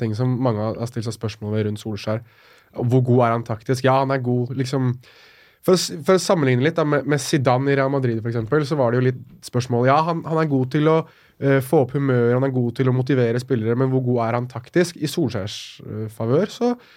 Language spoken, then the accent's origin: Norwegian; Norway; jeg blir jo stolt over å være nordmann